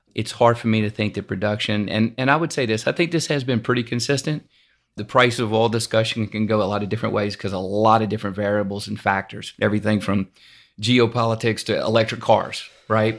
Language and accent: English; Louisiana, United States; now in Houston, United States; I'm from Louisiana originally